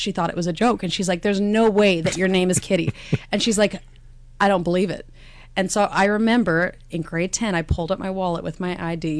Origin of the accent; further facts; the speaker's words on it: Victoria, British Columbia, Canada; moved away as an adult; now in Nanaimo, Canada; Grew up in Victoria